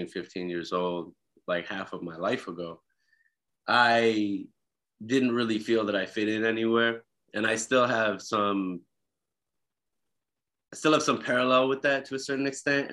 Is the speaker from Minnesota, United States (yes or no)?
yes; Minneapolis, Minnesota, United States; moved away as an adult; now in Los Angeles, United States; I'm from Minneapolis